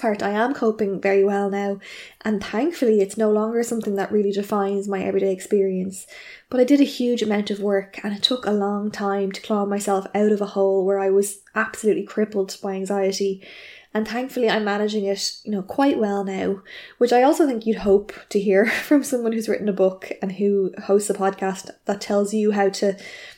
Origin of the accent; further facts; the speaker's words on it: Ireland; I'm an Irish journalist